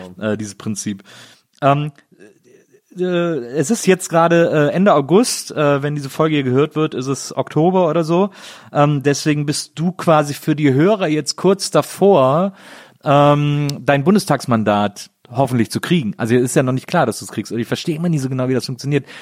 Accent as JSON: {"language": "German", "town": "Bonn", "region": "North Rhine-Westphalia", "country": "Germany", "tie": "born or raised there", "said": "aus dem schönen Bonn, meiner Geburtsstadt."}